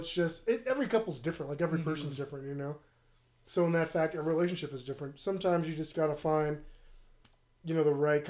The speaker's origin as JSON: {"language": "English", "town": "Oakland", "region": "California", "country": "United States", "said": "I'm from Oakland"}